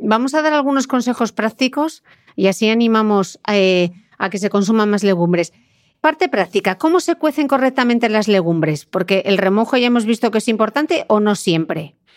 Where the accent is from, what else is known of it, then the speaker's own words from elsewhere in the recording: Asturias, Spain; yo, que soy asturiana